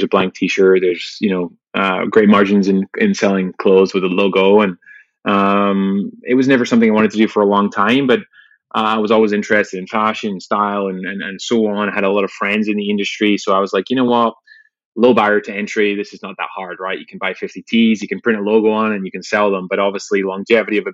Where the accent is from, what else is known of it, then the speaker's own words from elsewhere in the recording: Glasgow, Scotland, United Kingdom; growing up in Glasgow in Scotland